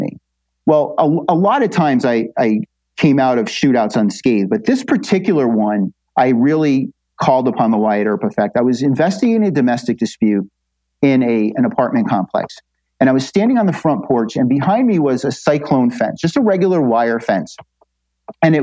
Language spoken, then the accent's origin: English; New Jersey, United States; I come from New Jersey